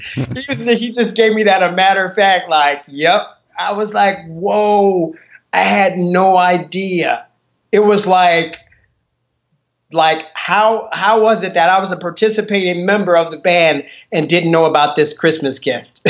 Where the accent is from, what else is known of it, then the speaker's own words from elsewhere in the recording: Chicago, Illinois, United States; I grew up in Chicago